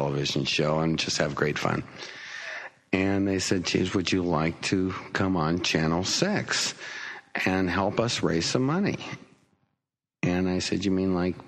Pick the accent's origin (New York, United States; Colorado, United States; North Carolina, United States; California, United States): Colorado, United States; Denver; I'm from Denver, Colorado, and the United States of America